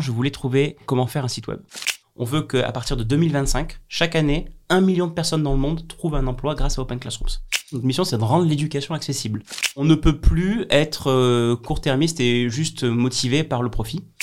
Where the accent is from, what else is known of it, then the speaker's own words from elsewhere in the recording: Avignon, Provence-Alpes-Côte d'Azur, France; chez moi, à Avignon